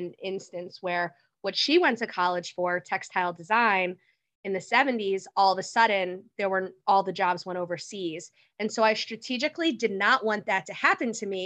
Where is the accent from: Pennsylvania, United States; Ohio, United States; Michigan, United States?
Pennsylvania, United States; Philadelphia; moved away as an adult; also born or lived in Washington, D.C.; I'm from Philly originally